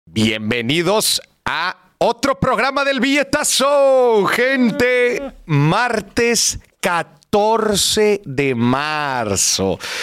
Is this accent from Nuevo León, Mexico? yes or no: yes; Monterrey, Nuevo León, Mexico; ¿Cómo somos los regios?